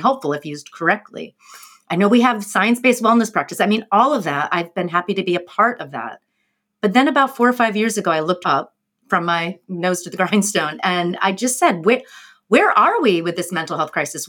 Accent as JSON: {"language": "English", "region": "New York", "country": "United States", "said": "as a New Yorker"}